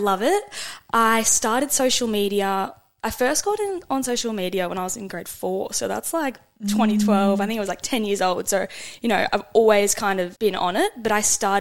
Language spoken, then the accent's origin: English; Sunshine Coast, Queensland, Australia; I'm from the Sunshine Coast